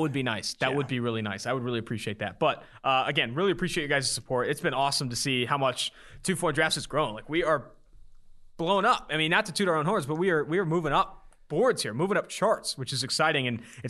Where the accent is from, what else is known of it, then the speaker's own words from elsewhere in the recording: California, United States; moved away; I'm from Cali